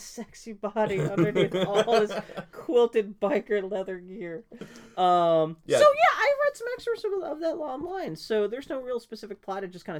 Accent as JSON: {"language": "English", "town": "Pittsburgh", "region": "Pennsylvania", "country": "United States", "said": "And because, I was from Pittsburgh and stuff."}